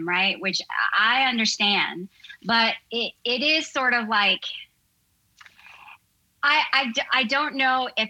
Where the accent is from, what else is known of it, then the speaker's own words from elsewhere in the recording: United States; I'm a second generation Korean American. And so when my ancestry started, you know, when I was born in the States